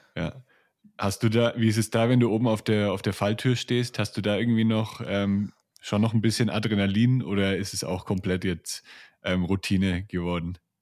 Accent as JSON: {"language": "German", "area": "near Nuremberg", "region": "Bavaria", "country": "Germany", "tie": "born or raised there", "said": "ich komme aus der Nähe von Nürnberg"}